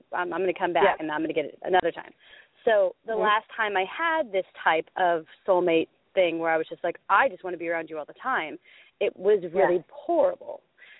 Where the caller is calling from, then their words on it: Oregon, United States; From Oregon.